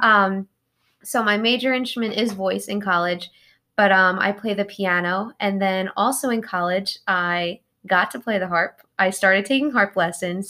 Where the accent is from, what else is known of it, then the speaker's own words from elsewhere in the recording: Long Island, New York, United States; moved away as an adult; now in Kentucky, United States; from New York, specifically Long Island. I grew up, yep, Long Island, born and raised, typical New Yorker